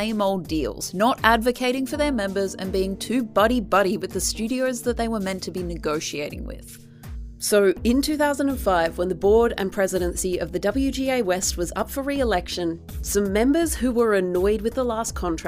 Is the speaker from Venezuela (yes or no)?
no; Australia; as an Australian